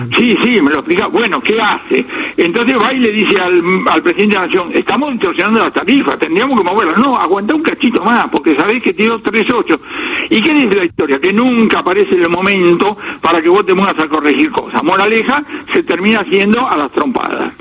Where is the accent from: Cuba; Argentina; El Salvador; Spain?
Argentina; somos los argentinos